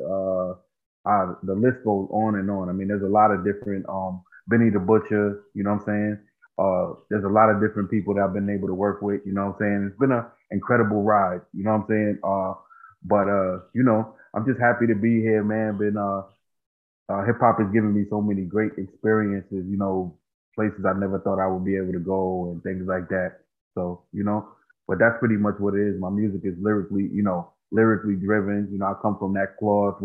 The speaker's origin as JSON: {"language": "English", "area": "Long Island", "region": "New York", "country": "United States", "tie": "born or raised there", "said": "I'm from Long Island, New York. Basically, been in New York, born in New York, raised in New York"}